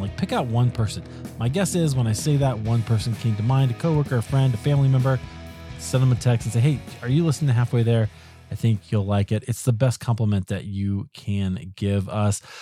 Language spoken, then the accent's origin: English; Iowa, United States; now in Colorado, United States; I grew up in Iowa